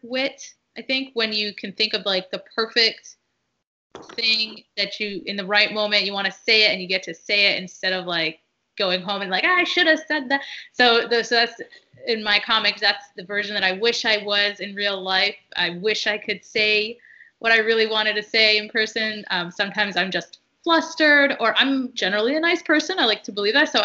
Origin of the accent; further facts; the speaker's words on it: United States; first language Arabic; English is a second language; a Muslim woman who was born and raised in America, living in America